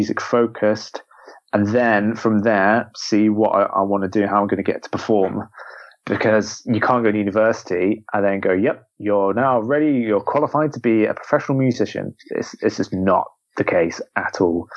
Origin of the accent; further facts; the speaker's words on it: Devon, South West England, United Kingdom; I grew up in Devon